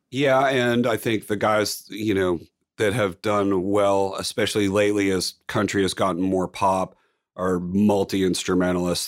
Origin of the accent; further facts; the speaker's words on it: Palo Alto, California, United States; now in Nashville, United States; I'm from Palo Alto